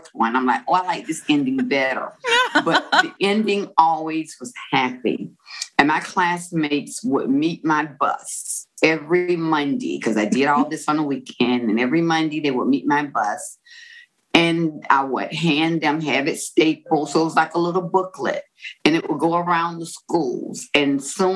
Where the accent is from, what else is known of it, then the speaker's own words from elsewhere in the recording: Florida, United States; I am from Florida, and it's a beachy town. So I grew up loving Gidget and Moondoggy type stories